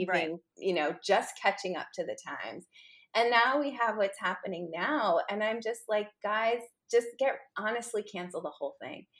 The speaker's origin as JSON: {"language": "English", "town": "New York City", "region": "New York", "country": "United States", "tie": "born or raised there", "said": "I grew up in New York City, specifically on the Upper East Side"}